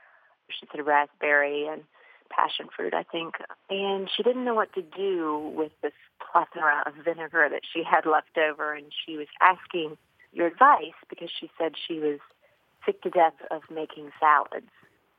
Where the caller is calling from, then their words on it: Louisville, Kentucky, United States; I'm calling from Louisville, Kentucky.